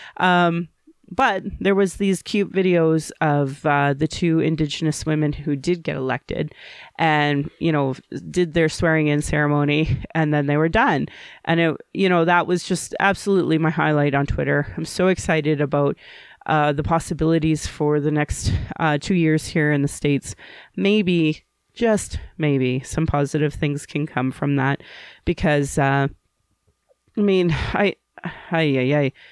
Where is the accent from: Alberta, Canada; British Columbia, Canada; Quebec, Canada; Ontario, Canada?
Alberta, Canada; Calgary; I was born in Calgary